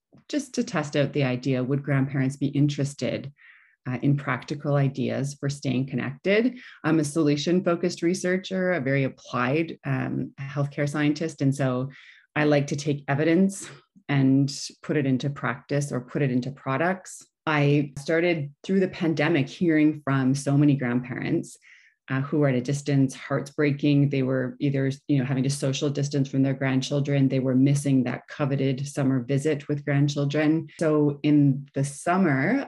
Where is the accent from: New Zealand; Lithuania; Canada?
Canada; also born or lived in Dubai; I'm from Canada, my husband is from England